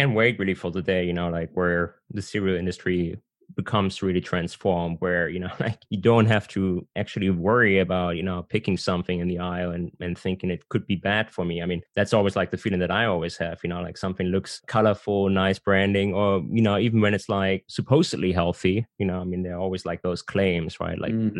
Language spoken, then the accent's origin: English; San Francisco, California, United States; from San Francisco.